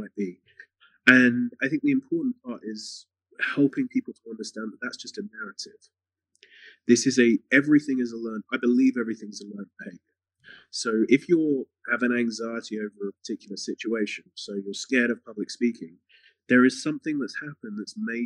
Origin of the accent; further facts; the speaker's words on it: England, United Kingdom; I'm from England